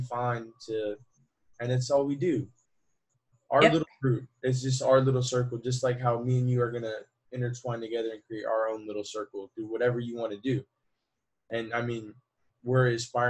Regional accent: Puerto Rico; also born or lived in United States; I'm from Puerto Rico. So as a Puerto Rican, I'm part of the Commonwealth

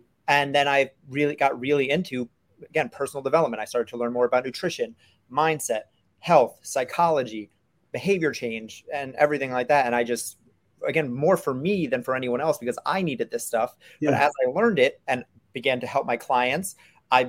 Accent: New York City, New York, United States; I grew up in New York City

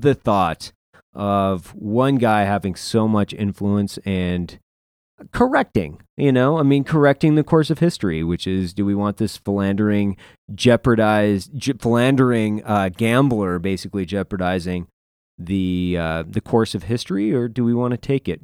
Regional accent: Lewiston, Idaho, United States; my hometown, Lewiston

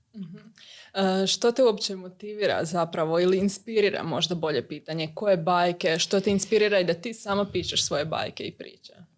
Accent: Croatia; kod nas u Hrvatskoj

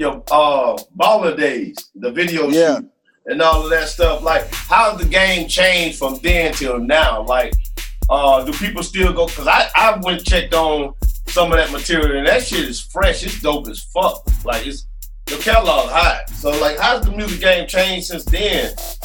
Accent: Alabama, United States; I got a lot of Alabama ties and stuff like that. And yeah, I grew up in Alabama, you know what I'm saying?

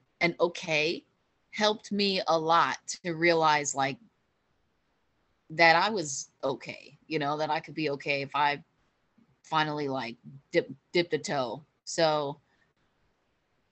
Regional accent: Deer Park, New York, United States; moved away; In Deer Park, New York, which is my hometown where I grew up

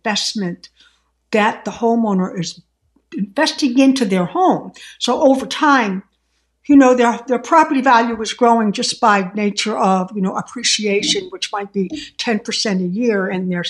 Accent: Boston, Massachusetts, United States; I'm from Boston

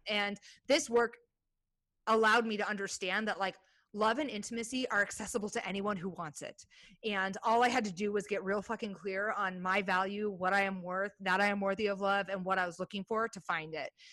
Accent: Iowa, United States; now in Portland, United States; I grew up in Iowa

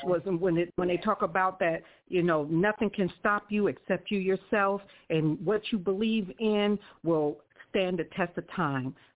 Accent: Columbus, Ohio, United States; now in Riverside, United States; I was born in Columbus, Ohio

